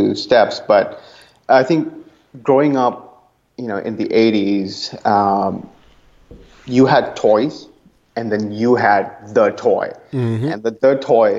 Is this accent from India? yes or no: yes; India; moved away as an adult; now in Oakland, United States; growing up in India, it was always very academically sort of leaning.